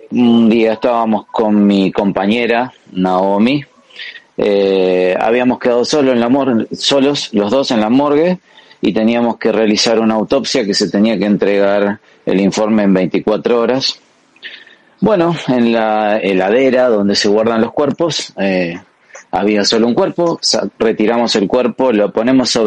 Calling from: Argentina; Sinvergüenzas … eh, desde Argentina.

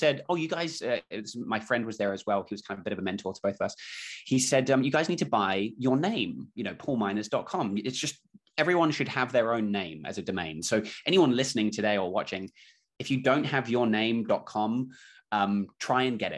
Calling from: Auckland, New Zealand; I'm calling in from Auckland, New Zealand. So it's Wednesday morning here.

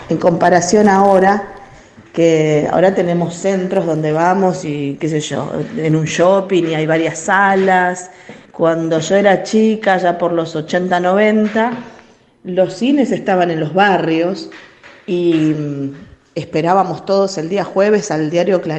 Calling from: Wilde, Buenos Aires Province, Argentina; Hola chicos, ¿qué tal? Buenas noches … de Wilde.

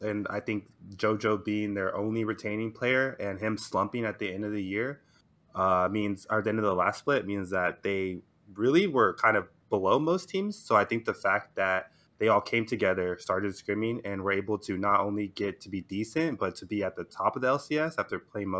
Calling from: Houston, Texas, United States; Houston, Texas.

